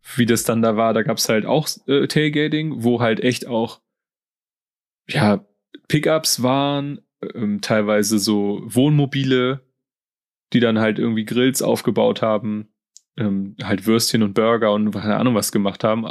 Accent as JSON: {"language": "German", "country": "Germany", "said": "Als, als Deutscher und Europäer"}